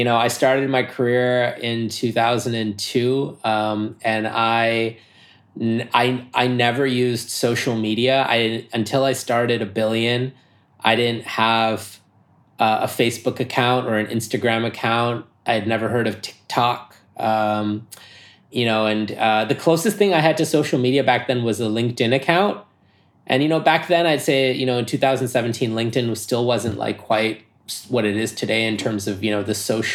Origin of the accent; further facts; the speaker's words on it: New York, United States; I'm American, and I'm a New Yorker. So having grown up in New York